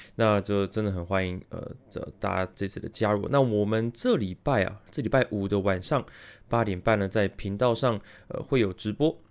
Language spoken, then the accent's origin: Chinese; Taiwan; also born or lived in United States; 我是在美国出生，但是美国出生大概到幼稚园左右我就回来台湾了